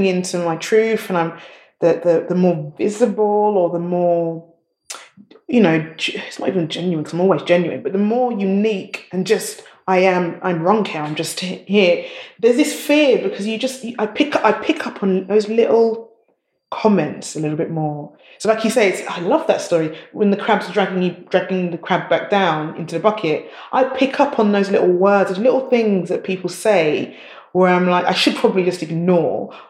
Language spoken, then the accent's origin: English; London, United Kingdom; I was born in the East End of London, Hackney, which is now very gentrified